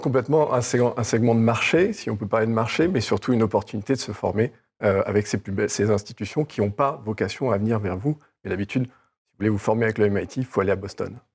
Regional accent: France; Je suis français, je viens du milieu de l'EdTech

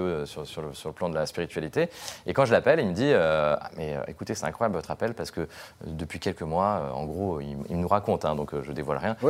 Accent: Lyon, Auvergne-Rhône-Alpes, France; moved away as an adult; also born or lived in Rome; je suis lyonnais, je travaillais au Progrès à Lyon

